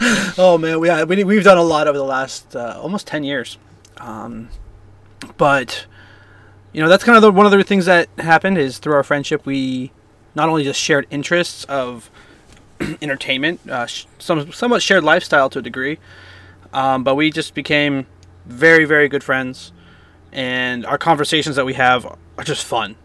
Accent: Bay Area, California, United States; I grew up in the Bay Area mostly

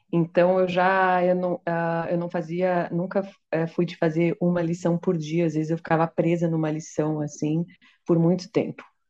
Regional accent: São Paulo, Brazil; eu sou paulistana

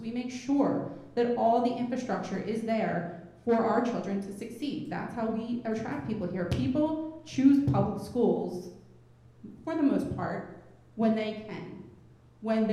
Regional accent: Philadelphia, Pennsylvania, United States; I'm from Philadelphia, a place where our public school system has been failing for many, many years

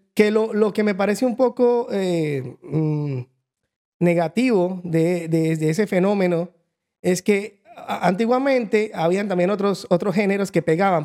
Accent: Bucaramanga, Santander, Colombia; moved away as an adult; also born or lived in Montreal, Canada / Calgary, Canada; now in Vancouver, Canada; vengo de Colombia, viví casi toda mi vida allá, como hasta los, no me acuerdo, como 30

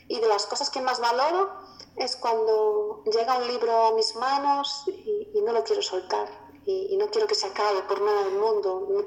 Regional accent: Galicia, Spain; el primer libro está ambientado en Galicia, de donde yo soy.

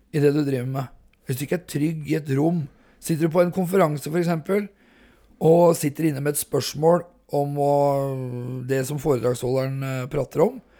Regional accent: Hobøl, Østfold, Norway; 45 år, fra Hobøl i Indre Østfold

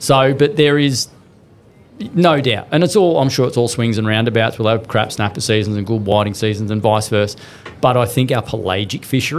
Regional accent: Snowy Mountains, New South Wales, Australia; moved away as an adult; also born or lived in Sydney, Australia; now in Victoria, Australia; I came from New South Wales, grew up in the Snow Mountains, moved to Sydney

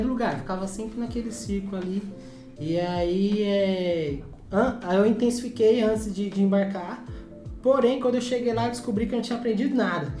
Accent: Brazil; a gente nasceu no Brasil

